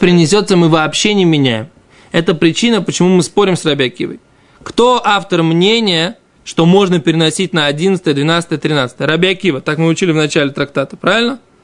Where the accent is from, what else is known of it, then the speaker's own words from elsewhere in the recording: Israel; Russian is a second language; мы действительно отсюда приехали